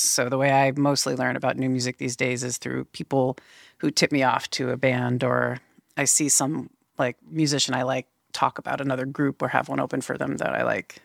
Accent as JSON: {"language": "English", "town": "Boston", "region": "Massachusetts", "country": "United States", "tie": "born or raised there", "also_born_or_lived": "Vermont / North Carolina", "moved": "yes", "lives_now": "Portland, United States", "said": "Originally, uh, born in Boston and kind of lived between Massachusetts and Vermont for most the first like early part of my life. Yeah, I moved out here in about 2008 to Portland"}